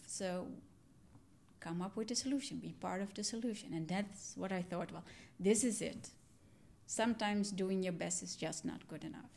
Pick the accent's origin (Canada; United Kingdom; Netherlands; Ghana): Netherlands; also born or lived in Sri Lanka; I'm adopted from Sri Lanka. I was three years old when I came to the Netherlands. And I grew up in a Dutch family